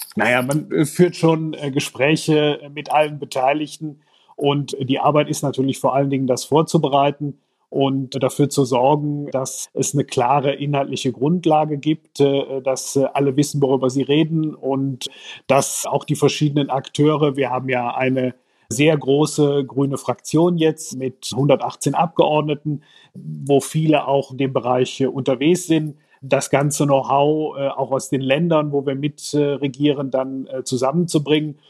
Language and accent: German; Aachen, North Rhine-Westphalia, Germany; Ich komme aus Nordrhein-Westfalen, aus Aachen